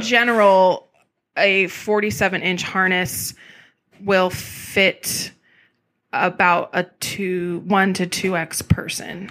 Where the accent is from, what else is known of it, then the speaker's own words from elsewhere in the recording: California, United States; also born or lived in Texas; now in Portland, United States; I grew up in California